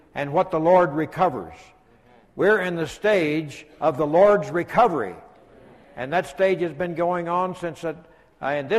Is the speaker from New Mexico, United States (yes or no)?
yes; New Mexico, United States; I grew up in New Mexico and was active with the young people when I was in high school and junior high